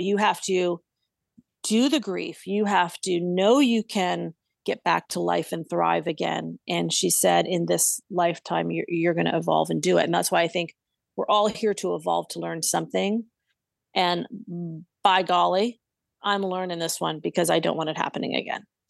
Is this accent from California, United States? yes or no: yes; Southern California, United States; now in Santa Barbara, United States; where I grew up in Southern California, which is about ninety minutes south of me